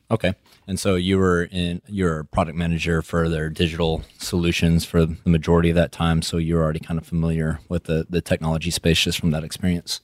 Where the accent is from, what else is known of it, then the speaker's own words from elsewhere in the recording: West Texas, United States; accent: West Texas; my West Texas accent